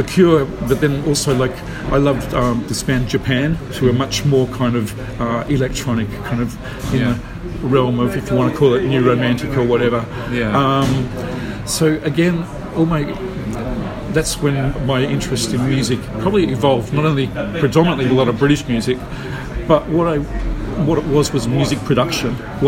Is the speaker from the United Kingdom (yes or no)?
no; Queensland, Australia; This was in Australia, so I grew up in Australia, in a little country town inland from Brisbane